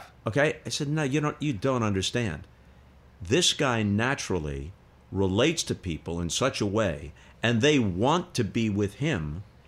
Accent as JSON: {"language": "English", "region": "New York", "country": "United States", "tie": "born or raised there", "said": "I grew up in New York"}